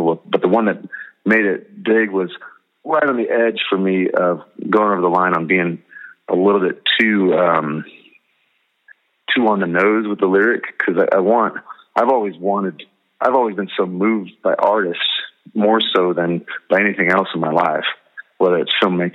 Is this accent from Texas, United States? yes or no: no; Nebraska, United States; I'm from Nebraska. Didn't know where Ohio was till we started touring. grew up in a Christian home. Started my band in high school